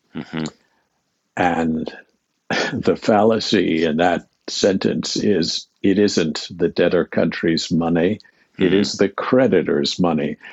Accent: Pittsburgh, Pennsylvania, United States; I grew up in Pittsburgh, Pennsylvania, a very long time ago

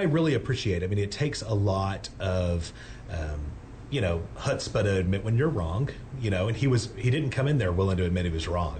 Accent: East Texas, United States; I'm from East Texas. It was great to be able to go back home

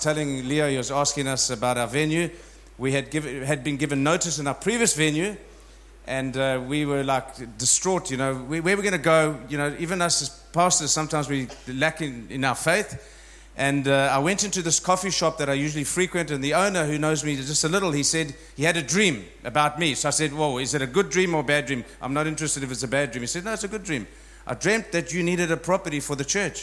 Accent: South Africa; I was born in South Africa, so I'm an African from South Africa. And I think I'm going to spend the rest of my days there

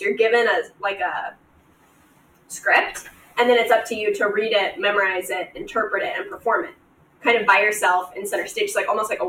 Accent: Nebraska, United States; I grew up in Nebraska, where there is very few bodies of water.

